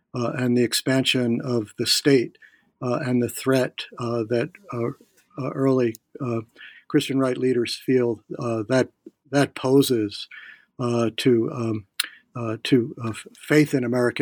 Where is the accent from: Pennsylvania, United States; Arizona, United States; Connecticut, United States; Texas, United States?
Pennsylvania, United States; Philadelphia; now in Virginia, United States; I'm from Philadelphia.